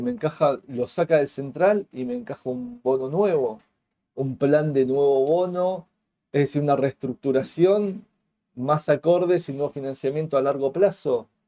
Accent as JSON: {"language": "Spanish", "country": "Argentina", "said": "como argentinos"}